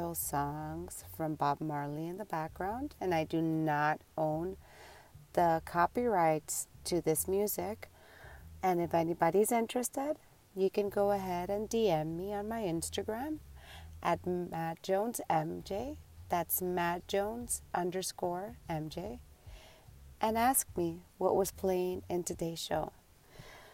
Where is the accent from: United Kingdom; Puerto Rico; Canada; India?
Puerto Rico; also born or lived in New York; now in Tampa, United States; Tampa is not where I'm from. I was born and raised in New York, and then I was raised 14 years in Puerto Rico when my mom decided to move us to Puerto Rico